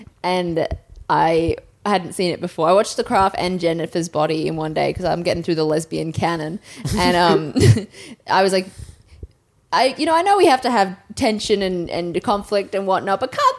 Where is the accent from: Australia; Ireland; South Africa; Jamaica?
Australia; Townsville, Queensland; also born or lived in Toowoomba, Australia; I was born in Townsville.